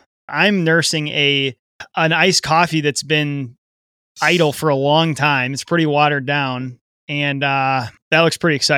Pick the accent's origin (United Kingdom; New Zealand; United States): United States; Chicago area, Illinois; we're from the Chicago area.